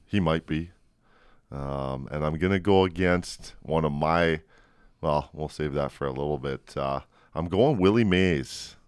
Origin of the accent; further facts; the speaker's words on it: Edmonton and Calgary, Alberta, Canada; I grew up in Edmonton and Calgary